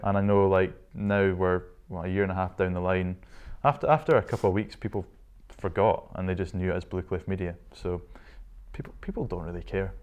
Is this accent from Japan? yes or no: no; Shetland, Scotland, United Kingdom; moved away as an adult; also born or lived in Inverness; I was born in Inverness, lived there for the first six years of my life and then headed up to Shetland with dad's work and lived there from age six to 18.